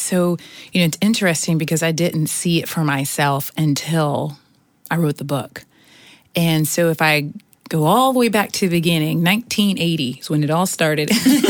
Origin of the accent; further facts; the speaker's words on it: Houston, Texas, United States; also born or lived in Seattle; And so when I was 2, so I was born in Seattle. Mm-hmm. When I was 2, we moved to Houston, Texas, where I started kindergarten.